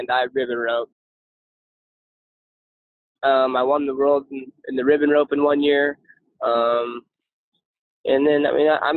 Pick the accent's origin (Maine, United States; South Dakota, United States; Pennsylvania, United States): South Dakota, United States; also born or lived in Yuma, Arizona, United States; when my parents then went through some hard times, so I moved to South Dakota when I was about 6 years old